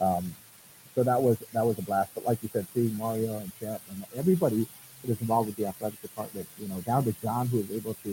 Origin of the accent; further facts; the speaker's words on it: Four Corners area, Northwest New Mexico, United States; now in Southern New Mexico, United States; I moved here to Southern New Mexico. I come from Northwest New Mexico, Four Corners area